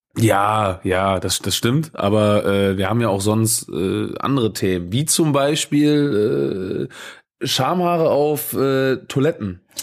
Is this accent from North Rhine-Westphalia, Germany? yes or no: yes; Krefeld, North Rhine-Westphalia, Germany; gebürtiger Krefelder